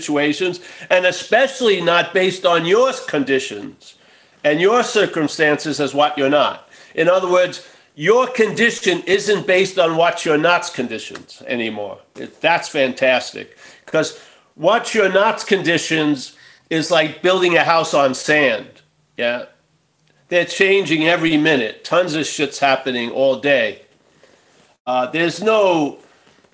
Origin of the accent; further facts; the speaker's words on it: New York, United States; when I growing up in New York